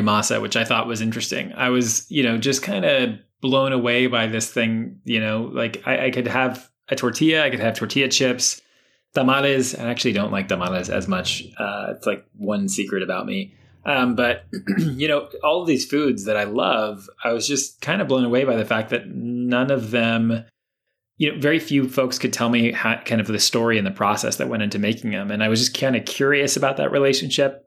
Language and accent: English; Miami, Florida, United States; moved away as an adult; also born or lived in Brooklyn; growing up in Miami